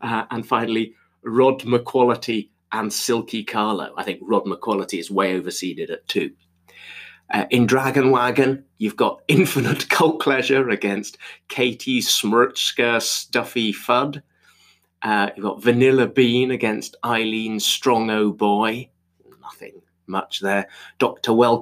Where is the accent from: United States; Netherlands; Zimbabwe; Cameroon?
Zimbabwe; I was born in Zimbabwe